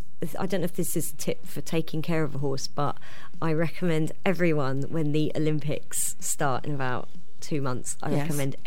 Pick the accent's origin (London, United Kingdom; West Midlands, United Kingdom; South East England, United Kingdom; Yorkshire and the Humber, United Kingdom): South East England, United Kingdom; Gatwick; Gatwick's weird because it's a... big airport surrounded by fields, and I'm from one of the fields. I'm in a surrounding field.